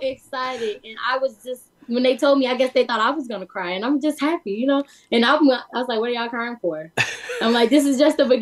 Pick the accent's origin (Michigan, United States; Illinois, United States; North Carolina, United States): Illinois, United States; Chicago; growing up in Chicago, I'm African American